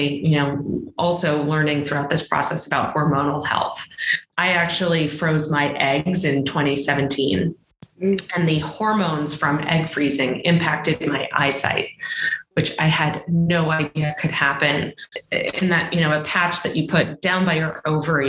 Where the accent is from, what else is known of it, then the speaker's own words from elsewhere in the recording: Boston, Massachusetts, United States; also born or lived in China; I am originally from Boston